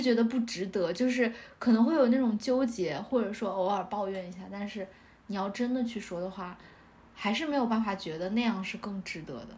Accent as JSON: {"language": "Chinese", "region": "northern China", "country": "China", "moved": "yes", "lives_now": "Shanghai, China", "said": "我觉得这个对于北方人来说也很重要，就是 嗯 我觉得我很难去广东那一带生活，"}